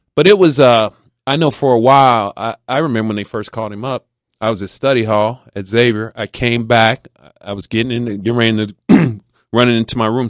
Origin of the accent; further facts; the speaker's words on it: Silverton, Ohio, United States; in my house, we grew up in Silverton